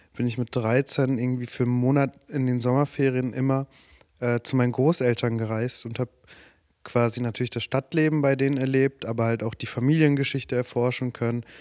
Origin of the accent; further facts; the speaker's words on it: Germany; Deutschland ist meine Heimat